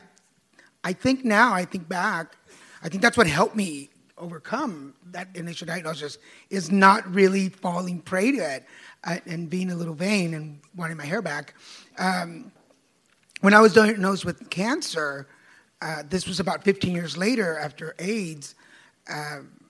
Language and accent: English; Texas, United States; I'm from Texas and I'm first generation.